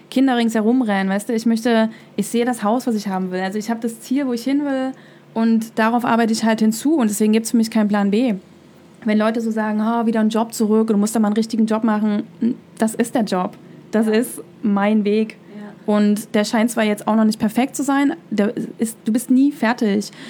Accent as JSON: {"language": "German", "region": "East Germany", "country": "Germany", "tie": "born or raised there", "said": "Also, ich bin halt in der DDR aufgewachsen, im Osten von Deutschland."}